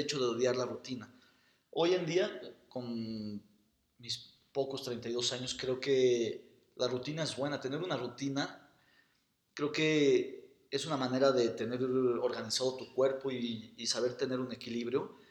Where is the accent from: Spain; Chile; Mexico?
Mexico; soy arquitecto mexicano